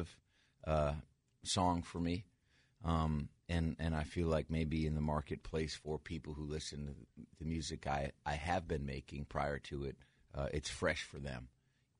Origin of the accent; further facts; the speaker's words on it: Catskill Mountains, New York, United States; I'm from the Catskill Mountains